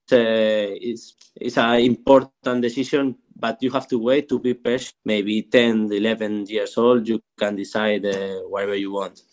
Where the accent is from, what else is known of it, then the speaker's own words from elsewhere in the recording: Madrid, Community of Madrid, Spain; English is a second language; moved away as an adult; now in Barcelona, Spain; I'm from Madrid